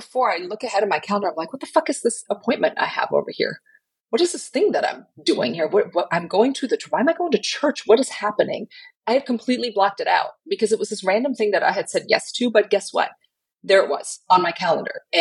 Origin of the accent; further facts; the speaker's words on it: Germany; now in Southern United States; I grew up in Germany. Most people in Germany don't do church